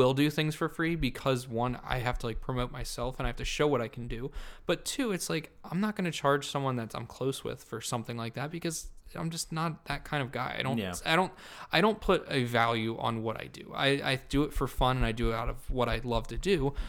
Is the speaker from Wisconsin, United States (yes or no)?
no; Cumberland County, New Jersey, United States; I'm from Cumberland County, New Jersey.